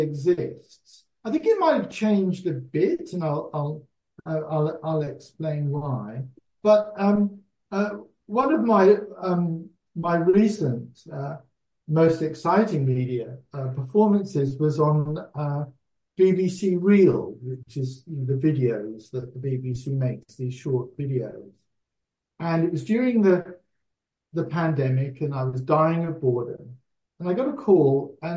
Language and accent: English; United Kingdom; moved away as an adult; now in Australia; I was the expat Brit